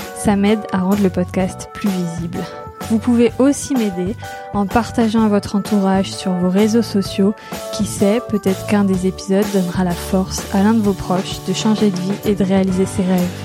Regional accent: Normandy, France; je viens de Normandie

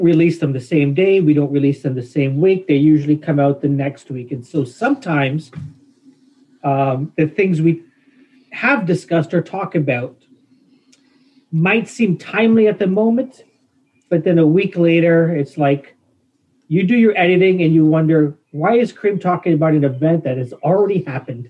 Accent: Toronto, Ontario, Canada; a guy growing up in Scarborough who can't play an instrument

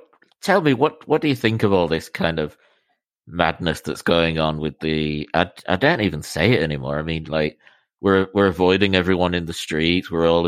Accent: Miami, Florida, United States; Even from the day I was born in Miami

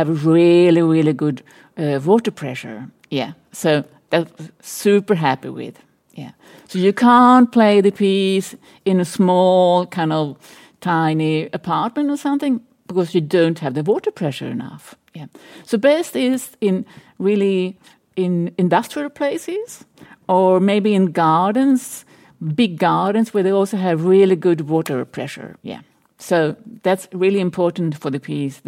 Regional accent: small city outside Stockholm, Stockholm County, Sweden; now in Berlin, Germany; I grew up in Sweden, in a small city outside of Stockholm

